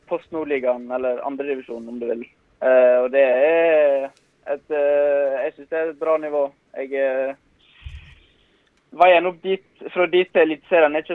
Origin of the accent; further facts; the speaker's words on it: Innvik, Vestland, Norway; moved away; also born or lived in Stavanger; Jeg hadde jo, når jeg flytta fra Innvik til Stavanger, så hadde jeg jo som mål at jeg skulle, skulle spille meg inn på A-laget til Viking.